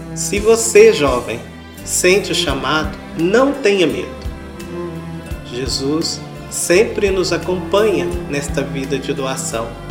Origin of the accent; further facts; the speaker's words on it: Guapé, Minas Gerais, Brazil; Minha atuação na paróquia São Francisco de Assis, em Guapé, onde eu nasci e cresci